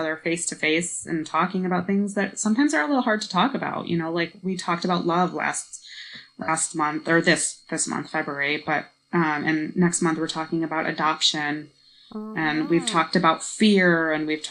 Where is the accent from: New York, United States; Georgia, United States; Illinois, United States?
Illinois, United States; Chicago; moved away as an adult; also born or lived in Washington, D.C.; now in Ethiopia; I'm from Chicago